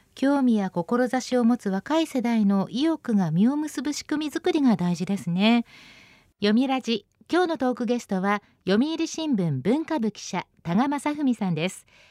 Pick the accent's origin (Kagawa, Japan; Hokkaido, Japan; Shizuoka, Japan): Shizuoka, Japan; 私のふるさと静岡にもトロ遺跡っていう遺跡がありまして